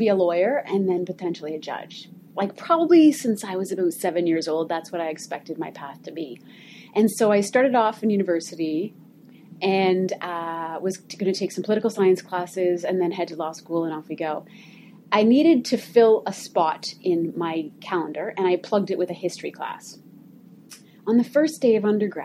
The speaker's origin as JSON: {"language": "English", "country": "Canada", "tie": "born or raised there", "also_born_or_lived": "Washington, D.C., United States", "moved": "as an adult", "said": "I am a proud Canadian, was born and raised in Canada, studied in Canada, and decided it was time to come home to Canada"}